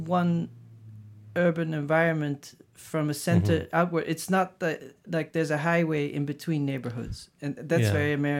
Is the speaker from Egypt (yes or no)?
no; Maastricht, Limburg, Netherlands; also born or lived in Amsterdam / The Hague; We moved around a bunch, so I was born in Amsterdam, and then age 5 we moved to The Hague, and then age 10 I moved to Maastricht, and then 18 I went to The Hague to art school, then back to Maastricht, just different spots.